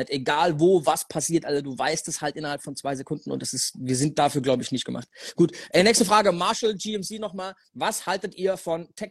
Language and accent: German; Germany; als Deutscher aus so einem kleinen Dörfchen, Alter, in die Staaten ich, zu kommen